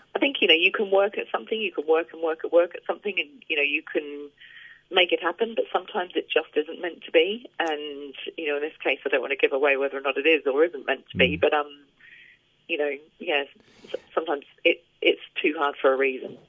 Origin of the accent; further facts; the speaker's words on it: Australia; now in England, United Kingdom; I grew up in Australia and my entire family are in Australia. So, you know, I always feel quite torn because I live mm. over here in England with my family now